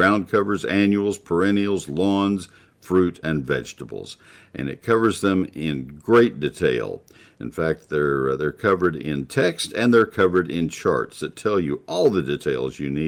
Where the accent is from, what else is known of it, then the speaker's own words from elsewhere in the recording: Texas, United States; also born or lived in Ohio; my home state. I've lived here all but a few years